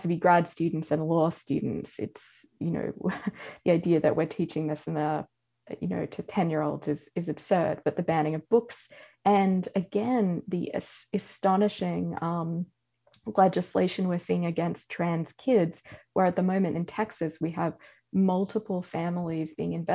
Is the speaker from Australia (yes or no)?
yes; Australia; now in United States; as an Australian